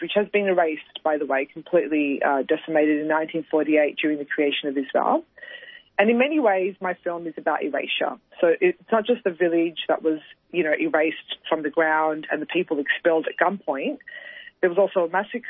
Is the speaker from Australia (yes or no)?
yes; Australia; I grew up in Australia, so when I was growing up in Australian media